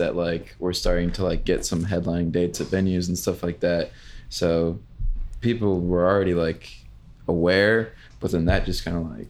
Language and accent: English; Danville, Illinois, United States; now in Chicago, United States; we are both from Danville.